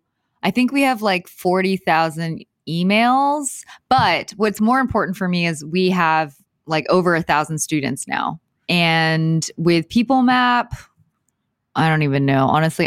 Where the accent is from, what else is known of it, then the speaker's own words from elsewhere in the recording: Houston, Texas, United States; moved away as an adult; also born or lived in Venice, Los Angeles; now in Los Angeles, United States; I am from Houston, Texas.